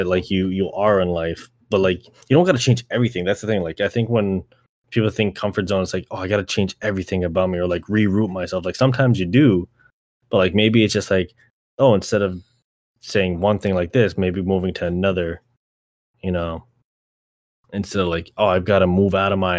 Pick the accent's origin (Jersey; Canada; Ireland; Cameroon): Canada; growing up in Canada